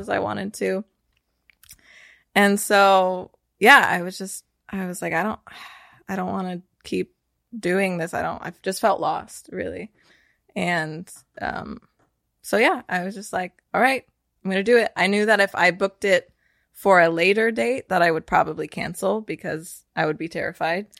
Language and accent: English; Northern California, United States; now in Austin, United States; I grew up in Northern California, but I've lived in lots of different states before I ended up here in Austin